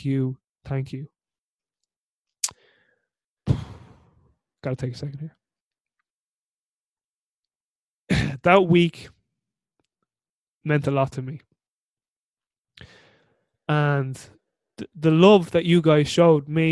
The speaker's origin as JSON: {"language": "English", "country": "Ireland", "said": "I'm their adopted Irish son"}